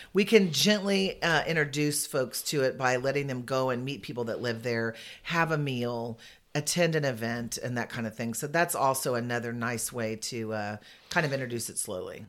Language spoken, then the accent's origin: English; San Antonio, Texas, United States; I'm from San Antonio, and I've been in senior living